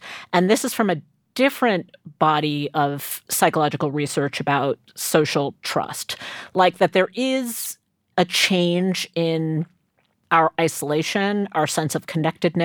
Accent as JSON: {"language": "English", "region": "New York", "country": "United States", "tie": "born or raised there", "said": "we grew up in New York in the 70s"}